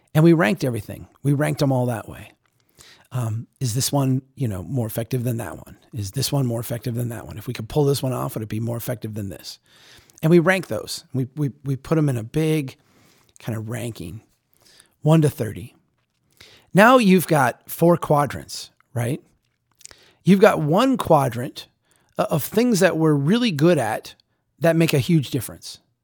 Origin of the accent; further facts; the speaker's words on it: Minnesota, United States; moved away; come up to Minnesota, to come to my hometown